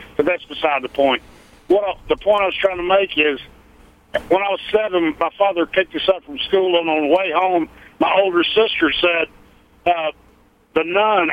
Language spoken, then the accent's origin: English; North Carolina, United States; I'm from North Carolina